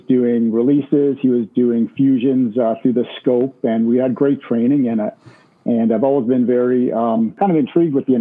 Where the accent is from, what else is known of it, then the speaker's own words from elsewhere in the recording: Halifax, Nova Scotia, Canada; So Halifax is my hometown.